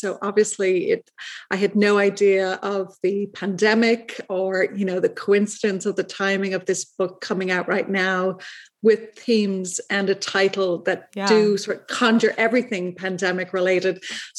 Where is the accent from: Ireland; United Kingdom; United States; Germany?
Ireland; Dublin, Leinster; And that goes back to my childhood. I was raised in Dublin, Ireland.